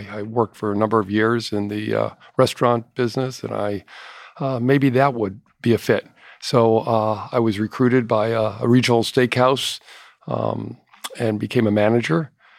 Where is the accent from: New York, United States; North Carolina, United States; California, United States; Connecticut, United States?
Connecticut, United States; Hartford; I grew up in the Hartford area and was recruited by insurance companies to...